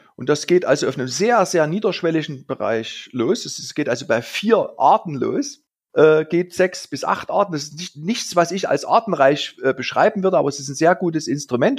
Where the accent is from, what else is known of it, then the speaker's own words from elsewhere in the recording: Saxony, Germany; bei uns in Sachsen die Lommatscher Pflege